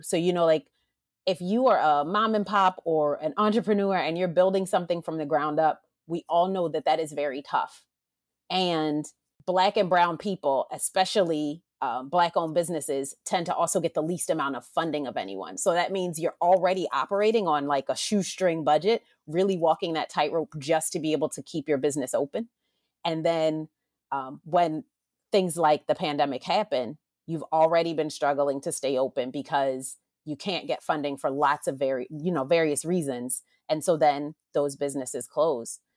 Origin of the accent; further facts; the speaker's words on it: Baltimore, Maryland, United States; now in Los Angeles, United States; originally from Maryland as well, from Baltimore